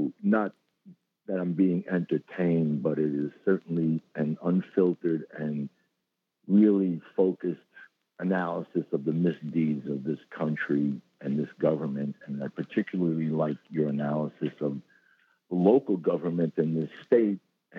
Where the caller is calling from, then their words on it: Bronx, New York, United States; I'm in a Zionist enclave up in the Bronx.